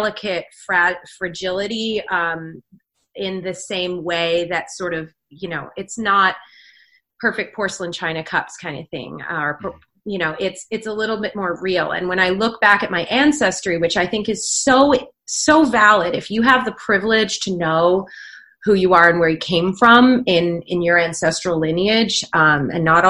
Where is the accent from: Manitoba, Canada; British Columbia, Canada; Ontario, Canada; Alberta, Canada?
British Columbia, Canada; Vancouver Island; also born or lived in Northern England; I was actually born in Northern England and I moved to Vancouver Island when I was one. So I didn't grow up there